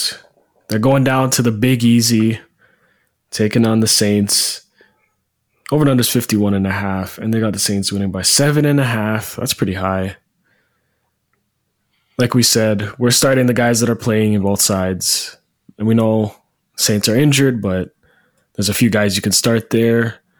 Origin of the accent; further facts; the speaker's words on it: Canada; we're from Canada.